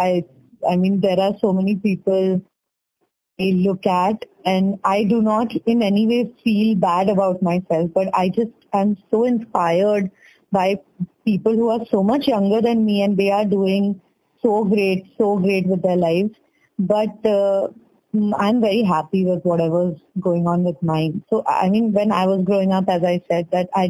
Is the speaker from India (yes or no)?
yes; Madhya Pradesh, India; also born or lived in Kolkata, West Bengal; I am originally from Kolkata, but I have grown up mainly in Madhya Pradesh for 14 years.